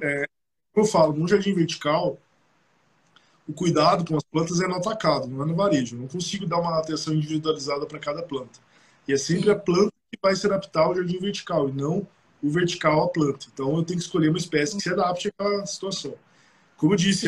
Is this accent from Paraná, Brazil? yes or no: yes; Curitiba, Paraná, Brazil; E nós quatro somos de Curitiba.